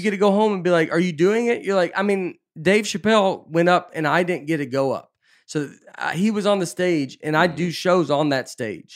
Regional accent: Nashville, Tennessee, United States; moved away as an adult; also born or lived in New York City; I'm just from Nashville

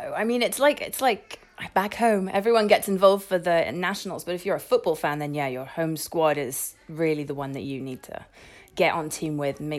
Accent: England, United Kingdom; moved away as an adult; now in Italy; I live here, but I was raised in England.

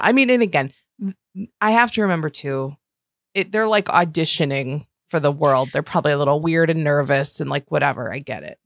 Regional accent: Western New York, United States; I'm from Western New York.

